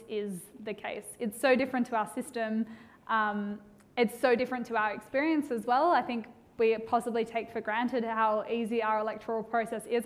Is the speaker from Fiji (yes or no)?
no; Australia; accent: Australian; I'm an Australian